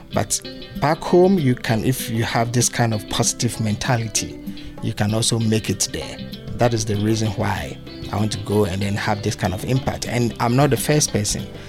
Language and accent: English; Accra, Greater Accra, Ghana; moved away as an adult; also born or lived in Kumasi, Ghana; now in Pittsfield, United States; area that I grew up in, Accra